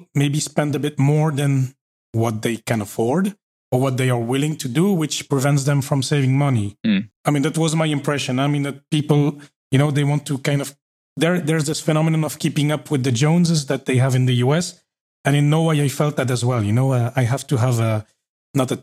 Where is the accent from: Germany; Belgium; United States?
Belgium; I grew up in Belgium